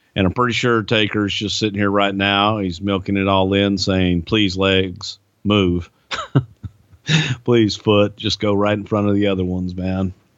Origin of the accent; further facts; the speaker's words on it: Houston, Texas, United States; it was in my hometown